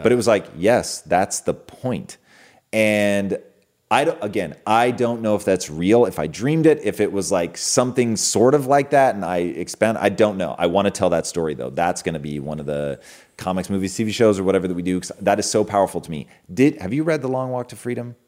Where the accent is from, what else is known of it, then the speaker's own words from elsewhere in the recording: Pacific Northwest, United States; being a kid growing up in the Pacific Northwest